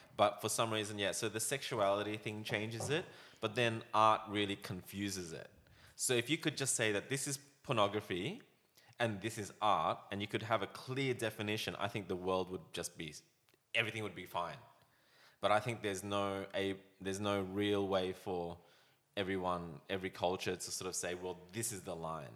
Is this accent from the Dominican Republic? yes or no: no; Australia; growing up in Australia, I was embarrassed to be Chinese